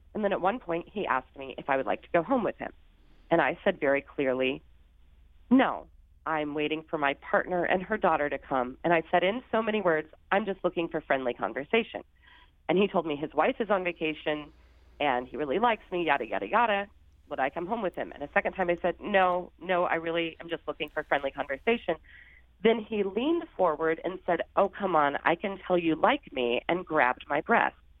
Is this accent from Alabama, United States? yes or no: no; Sandoval, Illinois, United States; now in New York, United States; I grew up in Sandoval, Illinois, um, in southern, and it's a small farm town.